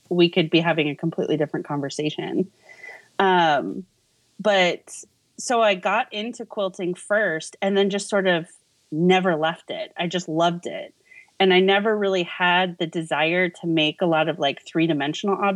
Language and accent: English; Los Angeles, California, United States; moved away as an adult; also born or lived in Santa Monica / Thousand Oaks; now in Kansas City, United States; I was born and raised in Los Angeles